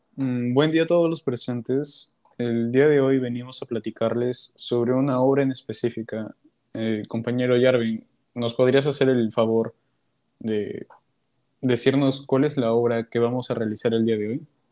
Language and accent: Spanish; Peru